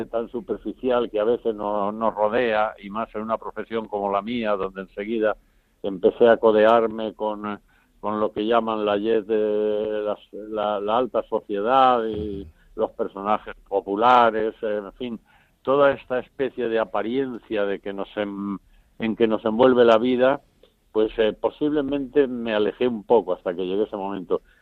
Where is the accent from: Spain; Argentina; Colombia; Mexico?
Spain; Valdemoro, Community of Madrid; don Lorenzo, que era el párroco de mi pueblo, de Valdemoro